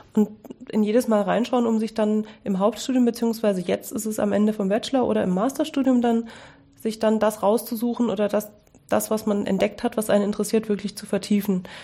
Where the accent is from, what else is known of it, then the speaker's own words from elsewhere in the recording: Dresden, Saxony, Germany; ich habe Abitur gemacht in Dresden, wo ich aufgewachsen bin